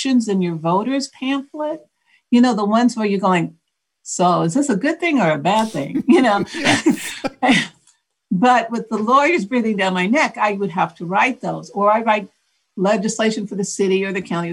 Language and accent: English; Oakland, California, United States; I was born and raised in Oakland